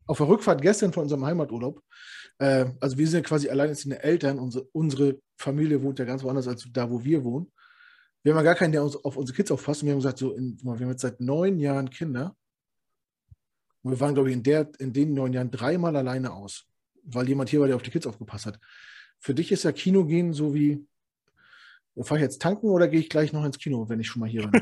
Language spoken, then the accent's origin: German; the East, East Germany, Germany; komm aus dem Osten